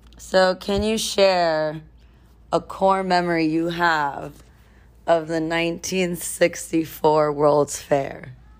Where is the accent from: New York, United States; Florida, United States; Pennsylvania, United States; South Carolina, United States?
New York, United States; New York City; we are two queens from Queens